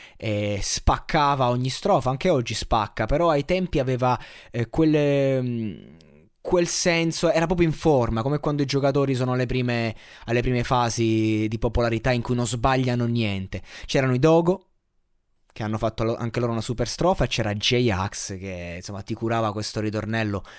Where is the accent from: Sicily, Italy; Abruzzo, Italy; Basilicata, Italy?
Abruzzo, Italy; Io da abruzzese